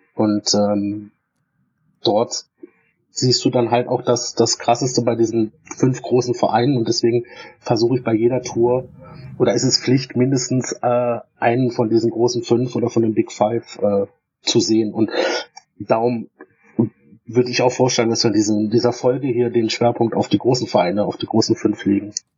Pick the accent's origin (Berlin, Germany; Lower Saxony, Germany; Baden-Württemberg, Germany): Baden-Württemberg, Germany; Stuttgart; ich komme ja aus, aus dem Raum Stuttgart